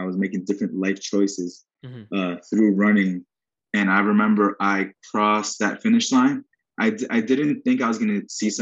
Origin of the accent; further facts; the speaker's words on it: New York City, New York, United States; also born or lived in Queens, New York; Hell's Kitchen born and bred